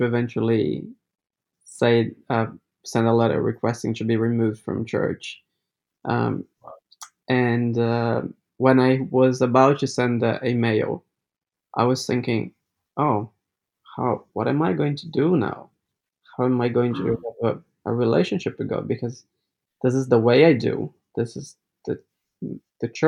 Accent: Brazil; now in New Zealand; I'm from Brazil and I am Adventist

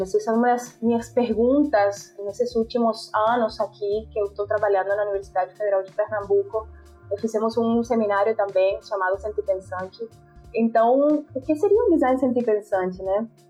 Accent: Montería, Córdoba, Colombia; Portuguese is a second language; moved away as an adult; also born or lived in Barranquilla; now in Brazil; foi a cidade onde eu nasci, onde eu cresci

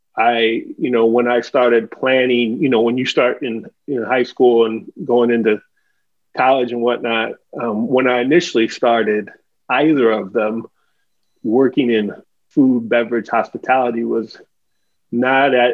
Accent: Omaha, Nebraska, United States; I was born and raised in Nebraska, grew up in Omaha

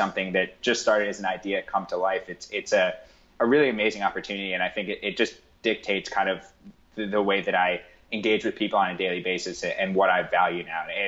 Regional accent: New York City, New York, United States; I grew up on the Upper East Side of New York in a pretty sort of affluent environment

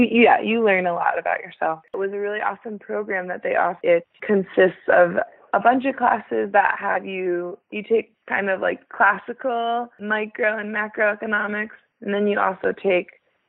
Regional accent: New Jersey, United States; moved away as an adult; also born or lived in Vermont; now in Vancouver, Washington, United States; I grew up in New Jersey and then went to school in Vermont.

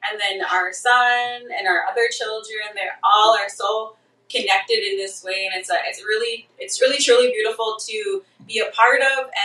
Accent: southern Saskatchewan, Canada; I'm originally from um, Cree territory in Canada. I'm from uh, I'm from Papixi, so it's southern Saskatchewan Treaty Four area

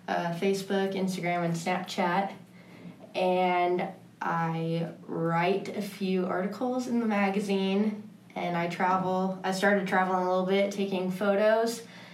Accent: San Juan Capistrano, California, United States; moved away as an adult; also born or lived in Canyon, Texas; now in Fort Lupton, United States; I'm originally from San Juan Capistrano, California.

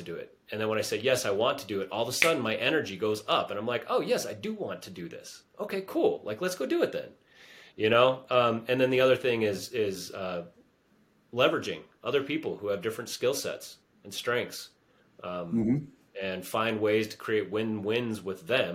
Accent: United States; I was born in the United States

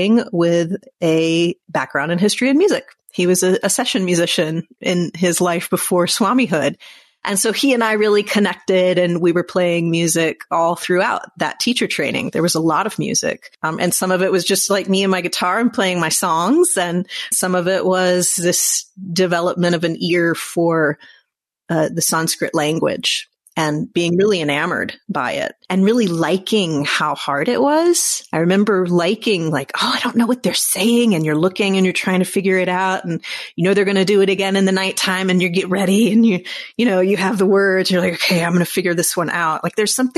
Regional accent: United States; I'm an American white woman.

